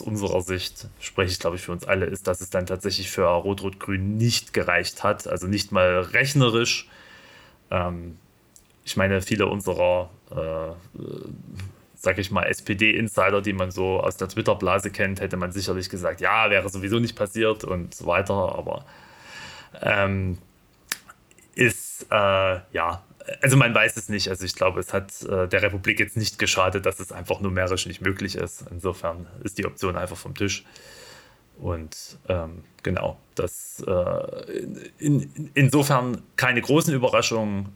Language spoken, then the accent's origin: German; East Germany, Germany; als äh, Ostdeutscher hier in dieser Runde